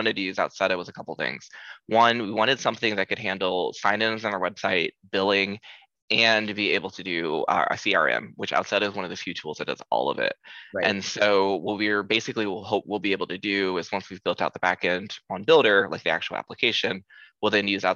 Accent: Columbus, Ohio, United States; moved away as an adult; now in San Francisco, United States; we moved here, me and my husband, you know, we're from Columbus, Ohio

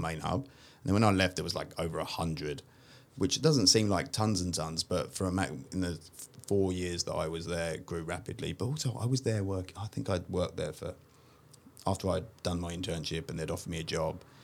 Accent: London, United Kingdom; moved away as an adult; now in Sydney, Australia; I'm originally from uh, a part of East London called Walthamstow

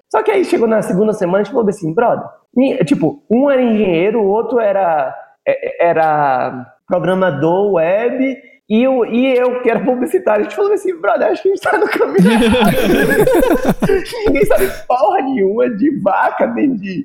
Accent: Salvador, Bahia, Brazil; moved away as an adult; also born or lived in São Paulo; eu saí de Salvador Fui morar em São Paulo para trabalhar nas maiores agências

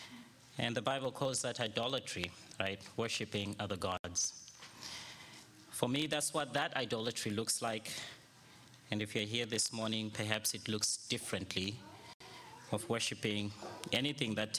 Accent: Zimbabwe; I was born and raised in Zimbabwe

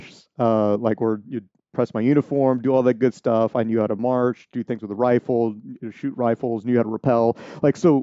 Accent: San Antonio, Texas, United States; moved away as an adult; I'm from San Antonio, Military City, USA

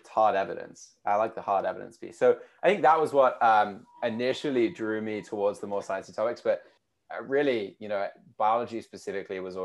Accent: United Kingdom; accent: UK; also born or lived in United States; you can probably tell from my accent, being from the UK

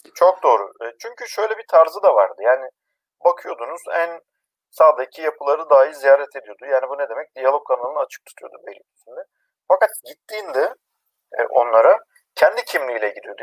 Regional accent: Erzincan, Turkey; born or raised there

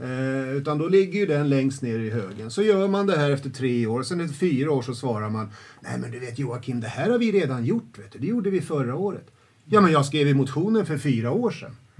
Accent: Södertälje, Stockholm County, Sweden; jag är uppväxt i Södertälje, eh, centralt, eh, i, i liksom Kallhov

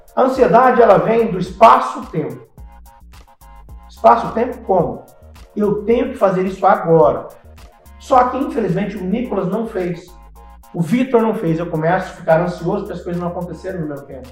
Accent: Terra Rica, Paraná, Brazil; moved away; also born or lived in Ouro Preto do Oeste, Rondônia; eu sou paranaense, vim do Paraná, eu acho Paraná uma, cidade chamada Terra Rica

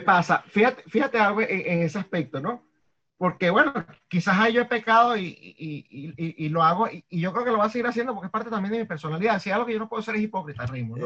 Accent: Venezuela; moved away; siendo venezolano

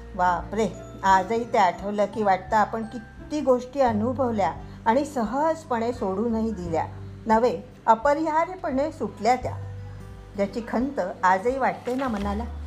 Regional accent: Arvi, Maharashtra, India; born or raised there

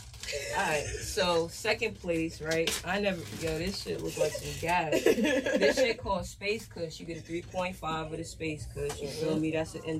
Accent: Jamaica; I'm Jamaican, nigga.

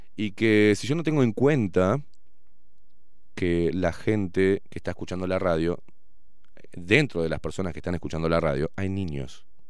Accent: Argentina; also born or lived in Uruguay; Me crié en Argentina, pero nací en Uruguay

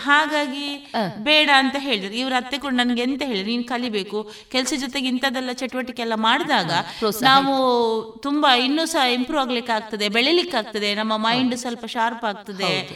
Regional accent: Shankaranarayana, Karnataka, India; moved away as an adult; also born or lived in Shivamogga; now in Puttur, India; ನಾನು ಹುಟ್ಟಿದ್ದು ಕುಂದಾಪುರದ ಶಂಕರ್ ನಾರಾಯಣ ಎನ್ನುವಂತ ಪುಟ್ಟಹಳ್ಳಿಯಲ್ಲಿ

